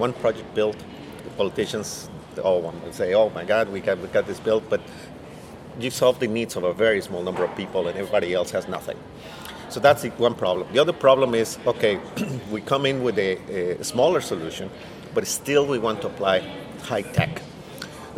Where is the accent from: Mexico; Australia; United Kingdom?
Mexico; moved away as an adult; now in United States; I was born in Mexico, first of all. I arrived in the U.S. several years ago, but obviously my entire family still lives in Mexico